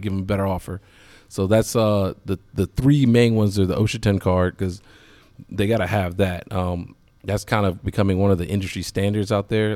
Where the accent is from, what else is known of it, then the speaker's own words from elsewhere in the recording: Williamsburg, Virginia, United States; moved away as an adult; now in Richmond, United States; I'm from Williamsburg, so I didn't want to move too far from home